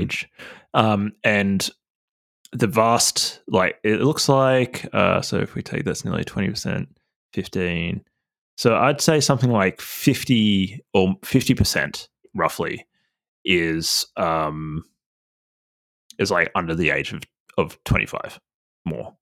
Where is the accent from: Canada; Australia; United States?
Australia; New South Wales; moved away; I'm from New South Wales originally, so a lot of my family